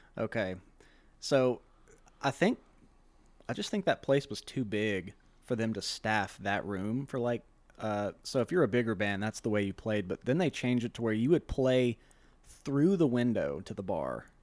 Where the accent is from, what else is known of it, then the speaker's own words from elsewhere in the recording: Shreveport, Louisiana, United States; I was born and raised here in Louisiana, uh, Shreveport